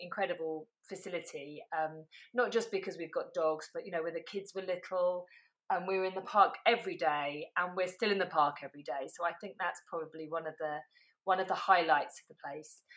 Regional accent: London, United Kingdom; moved away as an adult; now in St Albans, United Kingdom; growing up in southeast London and then living in in West London

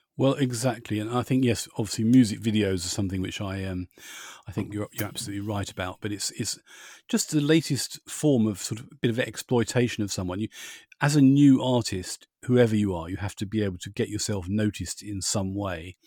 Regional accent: United Kingdom; being British

